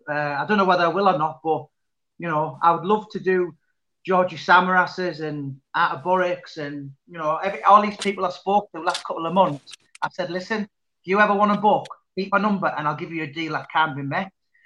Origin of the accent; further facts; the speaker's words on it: Middlesbrough, North East England, United Kingdom; I grew up in Berwick Hills